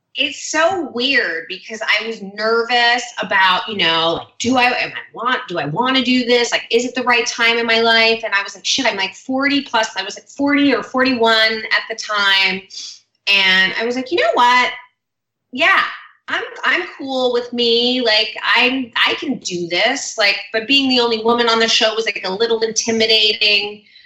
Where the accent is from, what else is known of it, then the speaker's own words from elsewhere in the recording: Hidden Hills, California, United States; born and raised in LA. Um, I grew up in Hidden Hills, like the Calabasas area